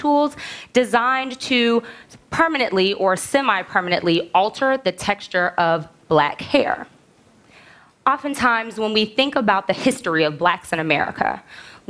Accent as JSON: {"language": "English", "town": "Chicago", "region": "Illinois", "country": "United States", "tie": "born or raised there", "said": "I am from the South Side of Chicago. And in seventh grade, I had a best friend named Jenny who lived on the southwest side of Chicago"}